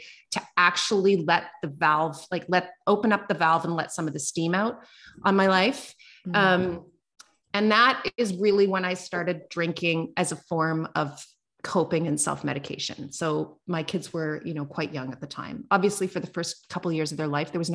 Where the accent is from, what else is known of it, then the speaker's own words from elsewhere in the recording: East Coast of Canada, Atlantic Canada, Canada; moved away as an adult; also born or lived in Calgary, Alberta; I'm from the East Coast of Canada. I moved to Calgary, Alberta, which is over on the west side.